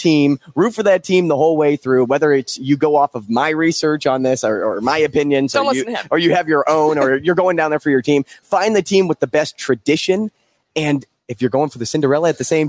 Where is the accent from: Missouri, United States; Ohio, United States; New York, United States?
Missouri, United States; St. Louis; I didn't grow up in a college town. I'm from St. Louis.